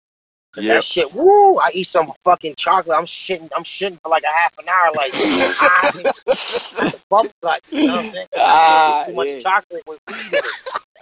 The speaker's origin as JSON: {"language": "English", "town": "New York City", "region": "New York", "country": "United States", "tie": "born or raised there", "said": "I was born out in Far Rockaway. here in Queens. You know, I grew up, you know, basically in the Jets"}